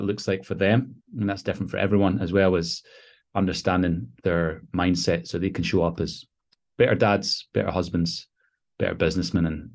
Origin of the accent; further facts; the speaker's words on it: Glasgow, Scotland, United Kingdom; now in London, United Kingdom; I was born and raised in Scotland, Glasgow, Scotland, in the UK.